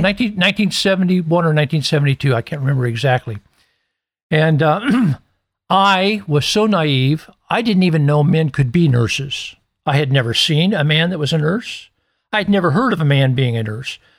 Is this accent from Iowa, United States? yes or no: yes; Iowa, United States; my hometown in Iowa